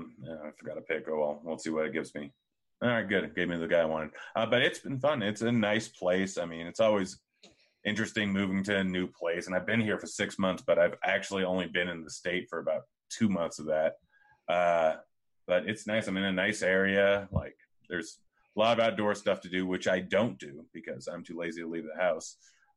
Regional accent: Bend, Oregon, United States; I grew up in Bend for a little bit, and I used to go up to Bachelor like every single week.

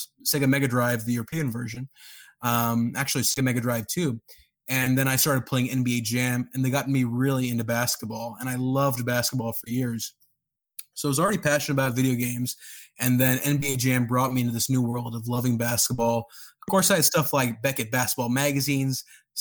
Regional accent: Karachi, Sindh, Pakistan; also born or lived in Dallas, Texas, United States; now in Columbus, United States; I was born in Dallas, grew up over there. Then I spent most of my time back in Karachi in the 90s over there

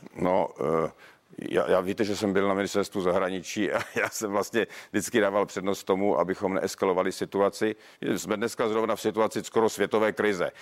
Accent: Ostrava, Moravian-Silesian Region, Czechia; já jsem z Ostravy

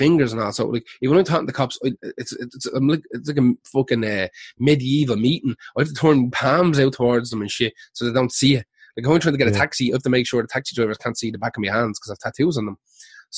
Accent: Dublin, Leinster, Ireland; also born or lived in Wicklow; I'm definitely from Dublin

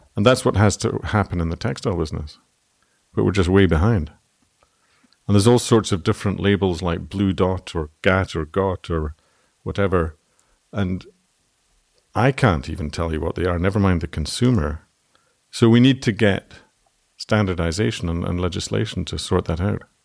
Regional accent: Scotland, United Kingdom; now in Ireland; as a Scotsman

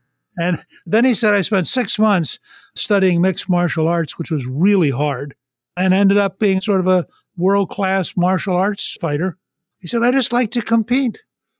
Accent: Harrisburg, Pennsylvania, United States; born there; I was born in Harrisburg and have relatives in the area.

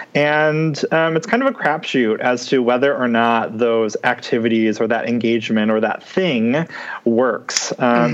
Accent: Detroit, Michigan, United States; I'm from Michigan, um, mm-hmm. specifically from the Metro Detroit area.

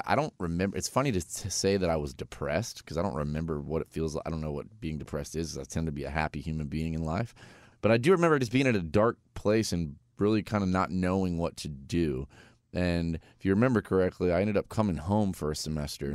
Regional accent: Vero Beach, Florida, United States; also born or lived in Winter Haven, Florida; I was born in Winter Haven, Winter Haven Hospital. Polk County, shout out. And, uh, I moved over to Vero Beach, Florida at a young age. And that's really about the time that I remember kind of life growing up

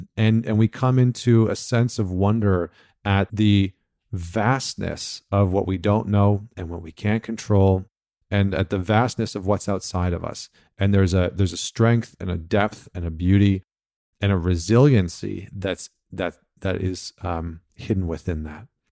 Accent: Canada; I'm from Canada.

